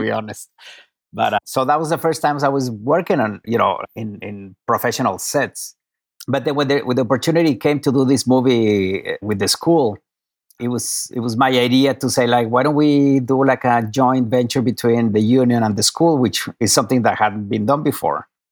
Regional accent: Mexico City, Mexico; moved away as an adult; now in Los Angeles, United States; I am from Mexico City

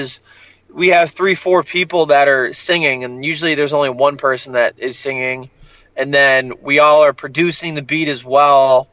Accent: Rocky River, Ohio, United States; I'm from Rocky River

